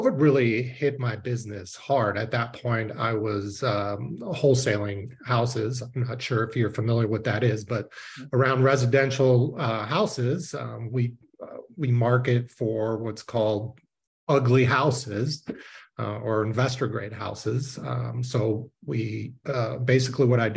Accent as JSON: {"language": "English", "region": "Southern California", "country": "United States", "tie": "born or raised there", "also_born_or_lived": "Israel", "said": "I was born in Israel and it's pretty chic in Israel. So my parents moved us to California, Southern California when I was five. So I am more American than anything"}